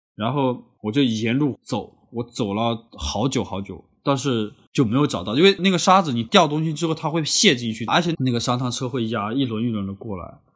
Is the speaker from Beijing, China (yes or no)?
no; Honghe, Yunnan, China; moved away as an adult; also born or lived in Lanzhou, Gansu; 我高中毕业之后也一直没出过红河